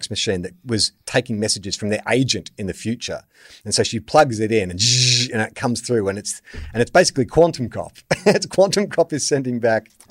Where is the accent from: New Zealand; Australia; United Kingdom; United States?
Australia; I'm a white Australian, so chances are there's some Irish in there somewhere.